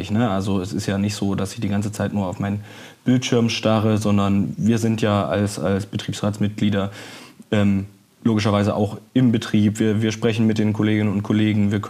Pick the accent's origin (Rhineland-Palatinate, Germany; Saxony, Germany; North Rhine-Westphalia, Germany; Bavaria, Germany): Saxony, Germany; Dresden; moved away as an adult; now in Hamburg, Germany; Genau, ja, ich habe den Fluss behalten, aber die Stadt gewechselt. Aus Dresden komme ich und bin für die Ausbildung dann nach Hamburg gezogen.